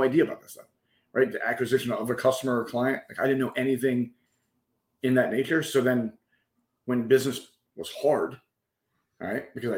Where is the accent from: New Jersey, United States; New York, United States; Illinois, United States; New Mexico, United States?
New York, United States; New York City; also born or lived in Virginia / Pennsylvania / Delaware / Mobile, Alabama; But I'm originally from New York City, but bounced around a little bit all over. My family was military, so we kind of Virginia, PA, New York, Delaware, up and down the East Coast, Mobile, Alabama for a very short second